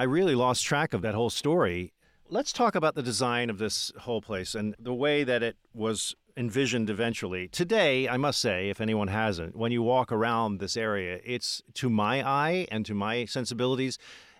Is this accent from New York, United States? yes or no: yes; New York City, New York, United States; it gives me a feeling of pride as a New Yorker